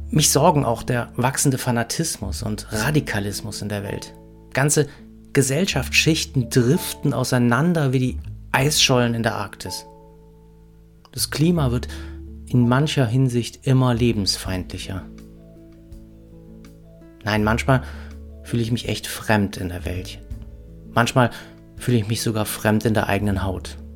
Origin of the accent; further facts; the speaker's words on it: Ahrweiler, Rhineland-Palatinate, Germany; Heimat ist vielleicht der Ort, wo ich herkomme. Ahrweiler, die Kleinstadt im Ahrtal. Aber nicht nur die. Zur Heimat gehört für mich auch Bonn und Köln. Ich bin Rheinländer.